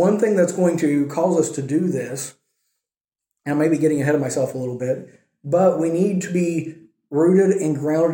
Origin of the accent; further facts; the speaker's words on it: United States; moved away; being an American